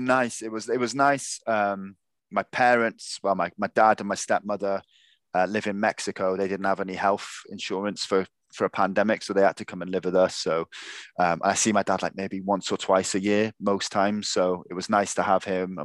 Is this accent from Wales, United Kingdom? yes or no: yes; South Wales, United Kingdom; I am from South Wales